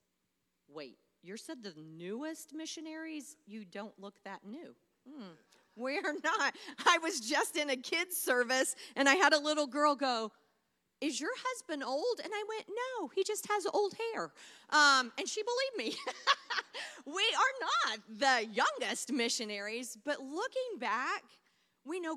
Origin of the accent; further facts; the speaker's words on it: Taylorville, Illinois, United States; moved away as an adult; also born or lived in Long Island, New York / Missouri; now in Fort Worth, United States; It was my hometown. This is where I had grown up.